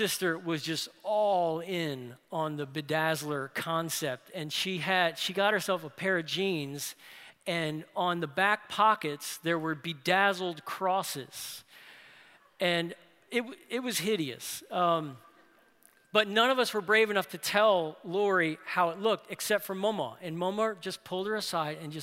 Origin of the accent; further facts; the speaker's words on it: New Orleans, Louisiana, United States; in our family, you had convictions like the Bible is true, God loves the world, God hates the Atlanta Falcons, right? So that's growing up in New Orleans